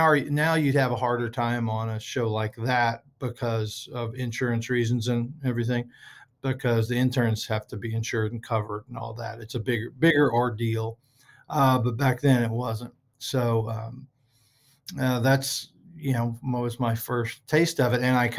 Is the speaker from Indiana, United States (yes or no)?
no; Groves, Texas, United States; I'm originally from the Port Arthur area, which is I'm from a little town called Groves, which is okay. A suburb of Port Arthur, which is a suburb of Beaumont, which is kind of a suburb of Houston.